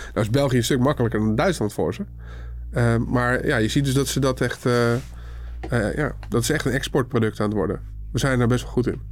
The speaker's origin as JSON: {"language": "Dutch", "country": "Netherlands", "said": "we zijn wel Nederlanders"}